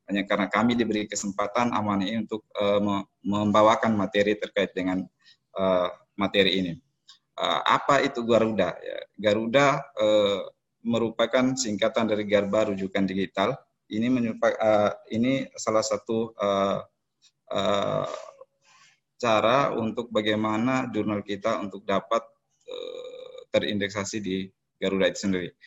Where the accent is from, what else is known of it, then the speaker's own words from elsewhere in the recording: East Nusa Tenggara, Indonesia; now in Sorong, Indonesia; eh, asal saya dari Flores NTT. 2016 eh, saya berada di Kota Sorong ya.